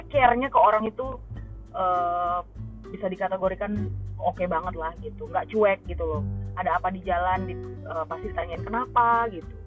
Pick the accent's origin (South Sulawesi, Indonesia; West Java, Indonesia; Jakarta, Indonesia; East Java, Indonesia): Jakarta, Indonesia; jadi aku kayak berusaha ngejelasin oh iya aku dari Jakarta maksudnya ngejelasin bahwa, supaya mereka tahu bahwa Indonesia itu nggak cuma Bali doang